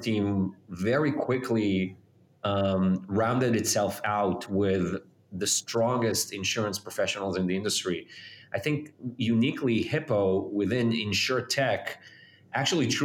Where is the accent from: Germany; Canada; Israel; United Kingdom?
Israel; moved away as an adult; now in United States; I was born and raised in Israel.